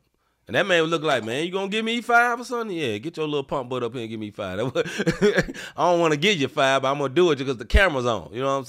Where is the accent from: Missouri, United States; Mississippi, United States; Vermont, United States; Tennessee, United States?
Tennessee, United States; Memphis; I am from Memphis and I love Memphis.